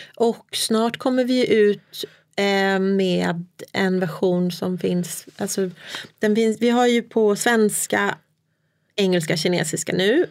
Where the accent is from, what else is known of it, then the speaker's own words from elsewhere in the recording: Sweden; moved away as an adult; also born or lived in China; När vi flyttade tillbaka från Kina till mm. Sverige